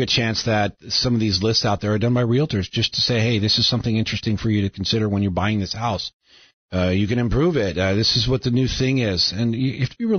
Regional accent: Vienna, Virginia, United States; moved away; My hometown of Virginia, almost every house is a tear down and rebuild.

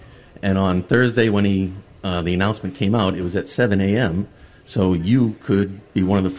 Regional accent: New Hampshire, United States; I'm from New Hampshire

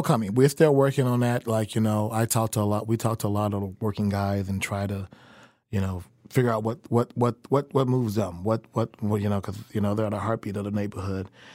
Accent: Chicago, Illinois, United States; moved away as an adult; also born or lived in New York / Des Moines, Iowa; now in Kansas City, United States; I grew up in Chicago

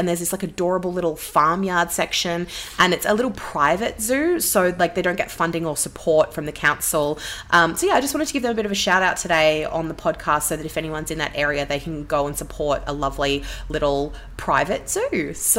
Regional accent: Canberra, Australian Capital Territory, Australia; moved away; also born or lived in Melbourne; I'm actually born and bred Canberra. I don't live there anymore, but I was raised there, and it's a beautiful city.

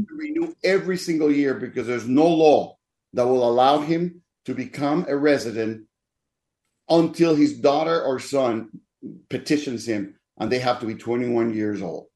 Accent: Dominican Republic; also born or lived in Denver / Minneapolis; now in Mesa, United States; I was born in the Dominican Republic

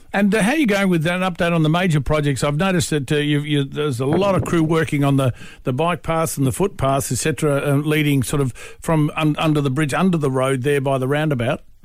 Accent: George Town, Tasmania, Australia; my hometown. Love it heaps. Georgetown

